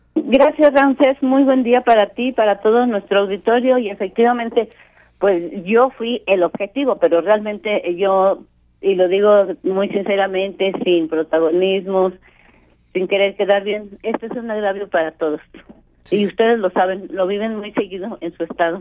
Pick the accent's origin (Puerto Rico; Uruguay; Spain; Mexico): Mexico; como mexicanos nos tenemos que proteger todos.